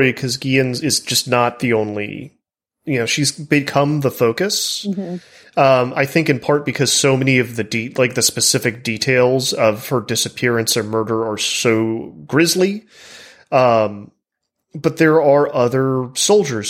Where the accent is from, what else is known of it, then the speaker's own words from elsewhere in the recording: Texas, United States; you and I are both from Texas.